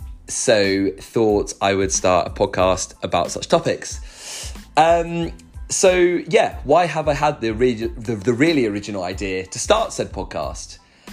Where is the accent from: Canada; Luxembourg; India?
Luxembourg; now in Kennington, United Kingdom; I am British, but I grew up in Luxembourg. That is where my parents live and have lived for the last 25 years or so, and where I call home. Though I'm currently living in Kennington in South London.